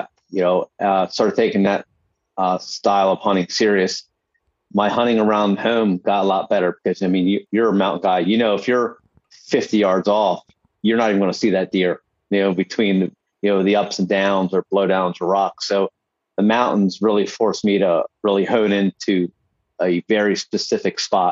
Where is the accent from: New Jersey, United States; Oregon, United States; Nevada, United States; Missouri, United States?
New Jersey, United States; my home state